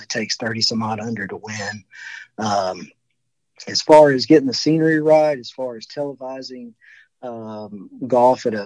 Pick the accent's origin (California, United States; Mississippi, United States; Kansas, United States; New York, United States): Mississippi, United States; Calhoun City; now in Houston, United States; I grew up in Calhoun City